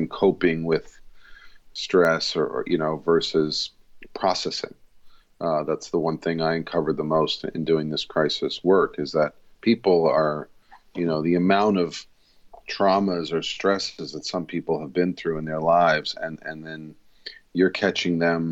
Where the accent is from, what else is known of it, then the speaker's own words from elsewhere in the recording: Rockville Centre, New York, United States; I'm born in the city, but raised in Rockville Center, which is a suburb